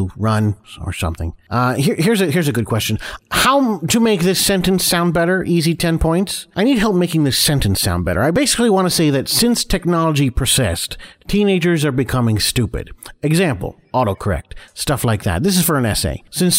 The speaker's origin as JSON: {"language": "English", "country": "United States", "said": "So, I don't know how much a kilogram is, because I'm American."}